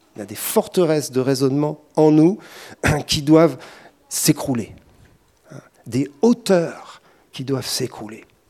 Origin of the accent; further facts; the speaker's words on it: France; on est français